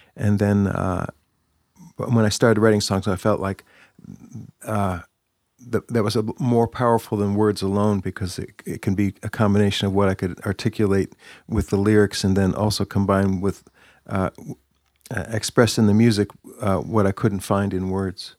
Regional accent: New Jersey, United States; moved away as an adult; also born or lived in Bethlehem, Pennsylvania; I grew up in New Jersey

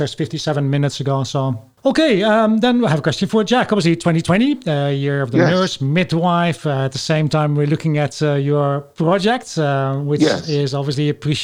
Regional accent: Netherlands; now in United Kingdom; I'm Dutch, I'm also not from this from this country

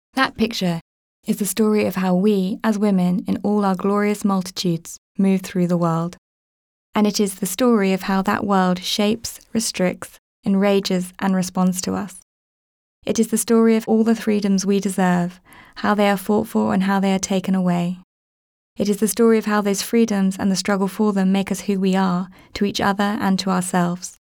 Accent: Woking, South East England, United Kingdom; I grew up in Woking.

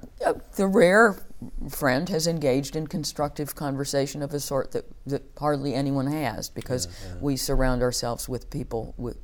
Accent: United States; moved away as an adult; also born or lived in New York; now in United Kingdom

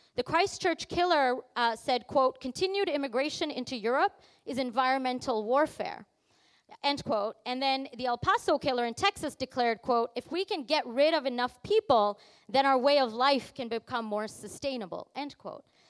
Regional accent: Canada; when I say I'm from Canada and I'm outside of Canada

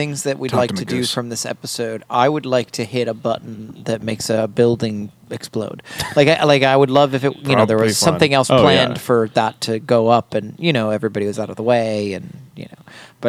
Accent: United States; I, as an American

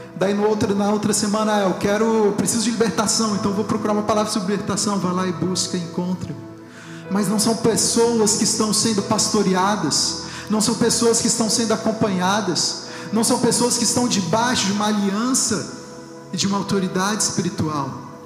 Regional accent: Brazil; moved away

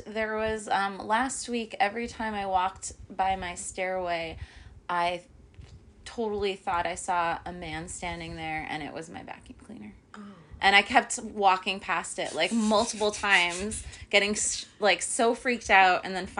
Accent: New Jersey, United States; when we started dating here in New Jersey.

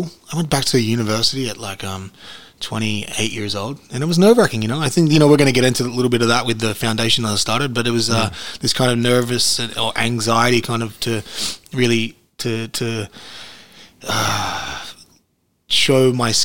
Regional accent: Cronulla, New South Wales, Australia; We're from Cronulla, yeah, in the Esplanade

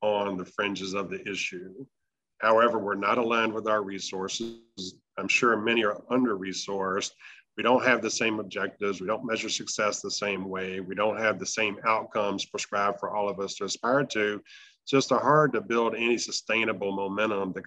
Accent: Aiken, South Carolina, United States; now in New Orleans, United States; I'm originally from South Carolina, a little town called Aiken

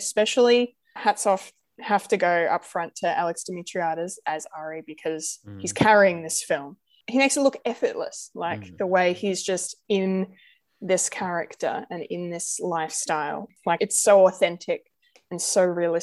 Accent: Australia; I am very much Anglo, very much your white Aussie

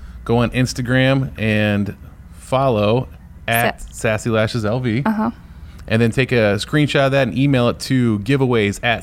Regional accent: Northeast Ohio, United States; I'm from Northeast Ohio

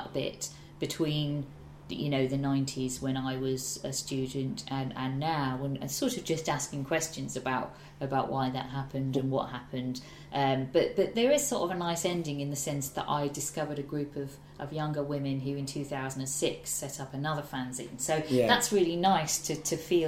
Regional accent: Ormskirk, North West England, United Kingdom; now in London, United Kingdom; I grew up in Ormskirk in the northwest

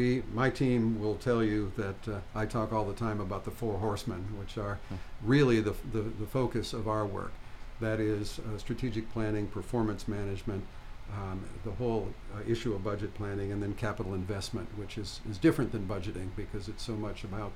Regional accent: Flint, Michigan, United States; moved away; I grew up in Flint, Michigan

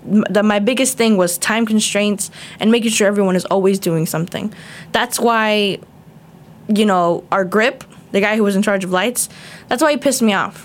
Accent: South Florida, United States; I was born in Hollywood, Florida, but I was raised all over South Florida

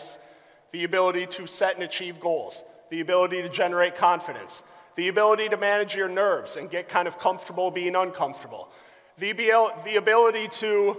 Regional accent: Albany, United States; growing up in Albany

